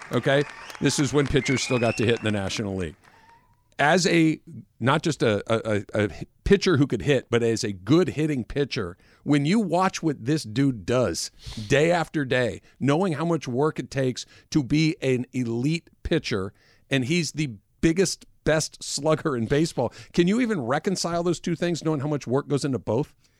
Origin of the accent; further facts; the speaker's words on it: Los Angeles, California, United States; I grew up in Los Angeles